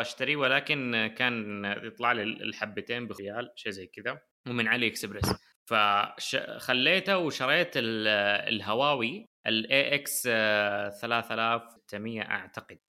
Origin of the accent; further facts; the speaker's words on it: Saudi Arabia; عندنا في السعودية